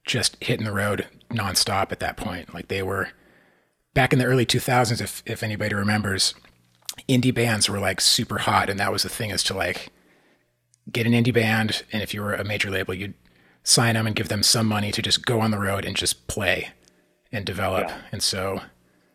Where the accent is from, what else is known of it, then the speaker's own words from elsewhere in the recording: Santa Barbara, California, United States; I grew up in Santa Barbara, which if you're not familiar, it's this, beach town